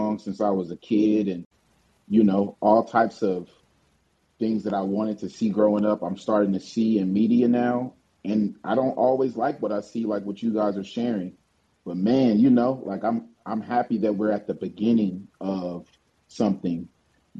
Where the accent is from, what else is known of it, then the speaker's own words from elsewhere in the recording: Oakland, California, United States; I'm from the town, I'm from Oakland